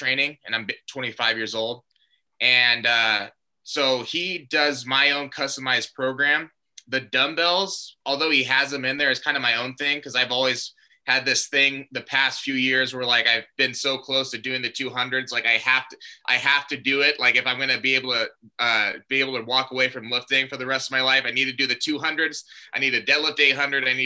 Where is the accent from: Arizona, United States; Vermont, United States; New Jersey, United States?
Arizona, United States; Glendale; born and raised in Glendale, Arizona